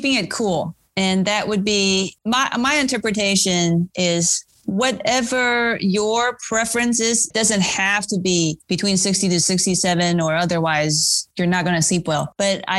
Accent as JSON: {"language": "English", "country": "Taiwan", "tie": "born or raised there", "moved": "yes", "said": "I grew up in Taiwan"}